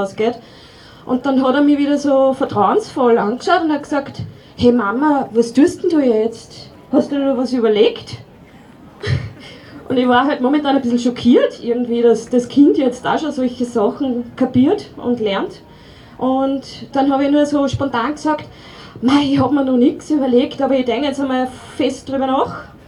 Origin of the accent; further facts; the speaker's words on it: Upper Austria, Austria; now in Weinviertel, Austria; Ich bin sogar in Oberösterreich geboren